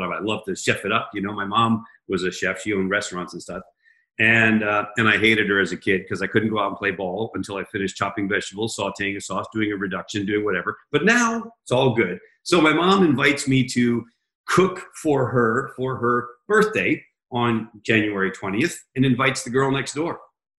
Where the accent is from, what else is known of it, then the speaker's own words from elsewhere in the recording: Washington, District of Columbia, United States; I was born in Washington, D.C., in the exact same hospital that my wife, although four years earlier than she was.